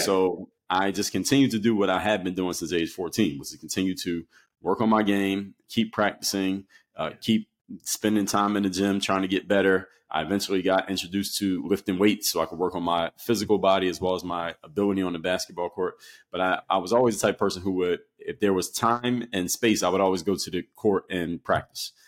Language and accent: English; Philadelphia, Pennsylvania, United States; where I come from, and I'm from Philadelphia, PA. So when you come from the city, especially the East Coast in the era that I came from, everybody plays basketball